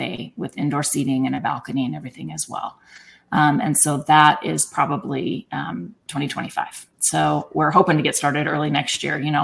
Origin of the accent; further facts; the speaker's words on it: Golden, Colorado, United States; also born or lived in Arvada, Colorado; I am a local girl. I grew up in Golden and Arvada